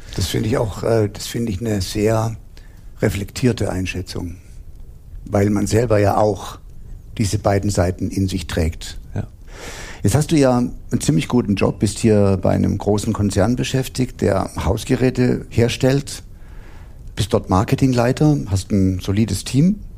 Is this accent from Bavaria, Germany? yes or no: no; Heidelberg, Baden-Württemberg, Germany; bis zurück nach Heidelberg, wo ich herstamme